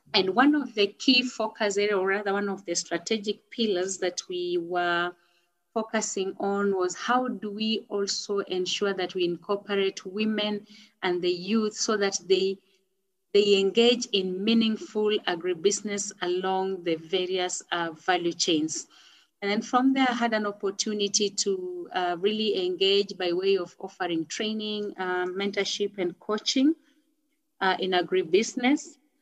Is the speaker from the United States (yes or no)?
no; Kenya; I am a Kenyan. Uh, I live in Nairobi